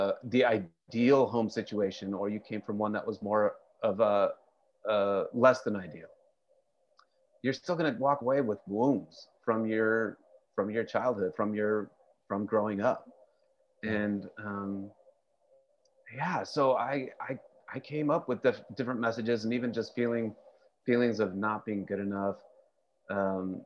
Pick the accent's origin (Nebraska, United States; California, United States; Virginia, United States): California, United States; Fresno; now in Portland, United States; I grew up in Fresno, California